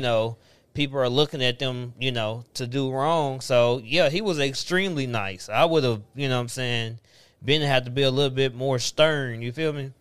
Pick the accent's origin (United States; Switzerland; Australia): United States; Antioch, Tennessee; I grew up in Antioch